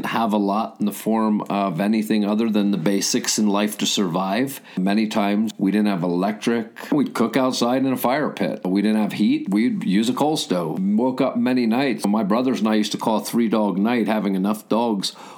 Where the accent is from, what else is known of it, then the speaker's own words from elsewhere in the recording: the hills of Pennsylvania, United States; also born or lived in Philadelphia, Pennsylvania; So we moved out to the hills of Pennsylvania, and I grew up in an area where I think the most prevalent business was a sawmill, and it was on the edge of Amish country